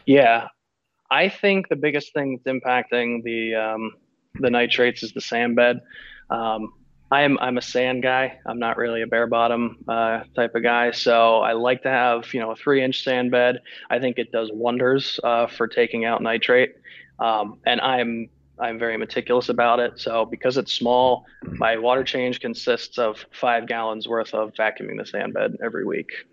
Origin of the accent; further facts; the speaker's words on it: Florida, United States; born and raised in Florida, so I've kind of always been around the ocean